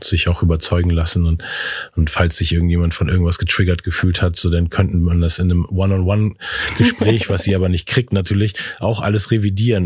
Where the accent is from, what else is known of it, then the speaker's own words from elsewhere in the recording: Hamburg, Germany; in Eppendorf, in dem Viertel, wo ich aufgewachsen bin